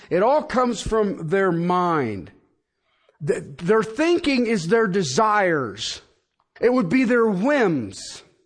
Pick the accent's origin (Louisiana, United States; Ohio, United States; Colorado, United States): Ohio, United States; Union County; moved away; I come from Union Country back in Ohio